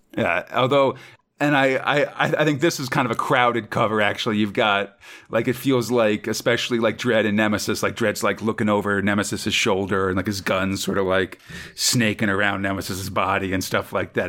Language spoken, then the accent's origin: English; United States; As an American